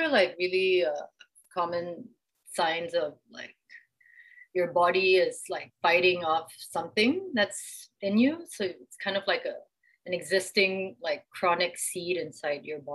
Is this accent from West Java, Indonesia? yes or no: no; Jakarta, Indonesia; now in Kuala Lumpur, Malaysia; I grew up in Jakarta, Indonesia